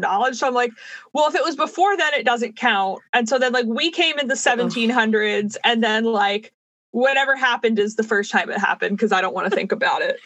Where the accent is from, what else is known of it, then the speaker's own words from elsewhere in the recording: United States; as an American